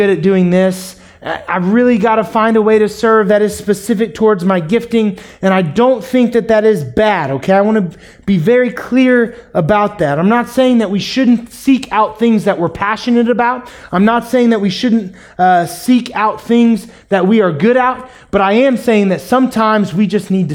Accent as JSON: {"language": "English", "town": "Springfield", "region": "Missouri", "country": "United States", "tie": "born or raised there", "also_born_or_lived": "Kansas City", "said": "we moved to Springfield from Kansas City, I grew up in a family when the church doors were open"}